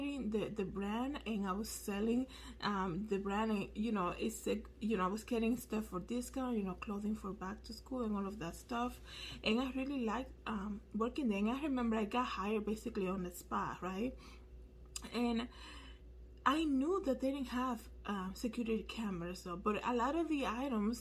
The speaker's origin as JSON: {"language": "English", "town": "Danbury", "region": "Connecticut", "country": "United States", "tie": "born or raised there", "said": "I worked at Lane Bryant here in my hometown in Danbury, Connecticut"}